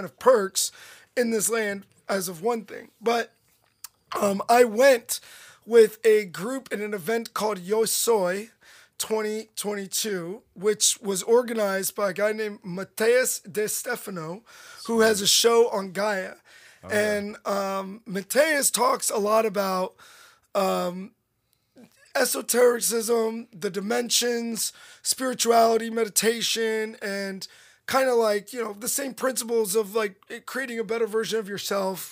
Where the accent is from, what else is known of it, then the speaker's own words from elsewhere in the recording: United States; I said America